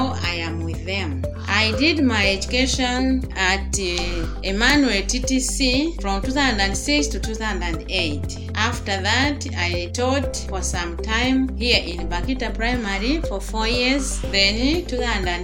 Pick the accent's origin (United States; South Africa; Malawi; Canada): Malawi; Chikwawa District, Southern Region; also born or lived in Ngabu, Malawi; Then I was taken by my aunt to stay in Chikwawa District